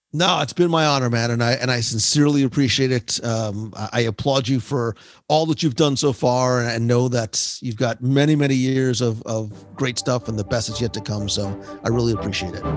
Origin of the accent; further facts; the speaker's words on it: New Jersey, United States; I'm from Jersey